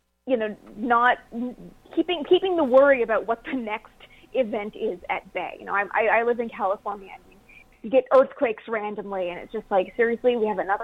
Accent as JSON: {"language": "English", "country": "Canada", "tie": "born or raised there", "said": "I'm from Canada, so didn't grow up with NASA being everywhere."}